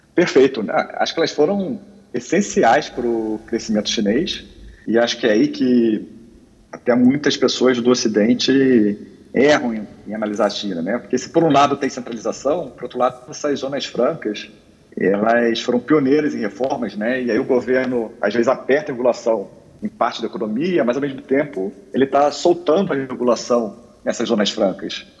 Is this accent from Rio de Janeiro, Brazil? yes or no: yes; Rio de Janeiro, Brazil; Eu sou carioca